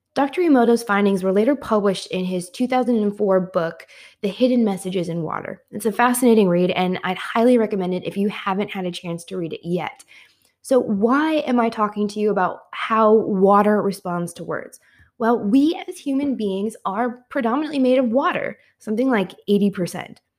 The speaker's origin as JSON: {"language": "English", "region": "Midwest", "country": "United States", "tie": "born or raised there", "also_born_or_lived": "Washington, D.C.", "moved": "as an adult", "said": "I had moved from my hometown in the Midwest to Washington, D C"}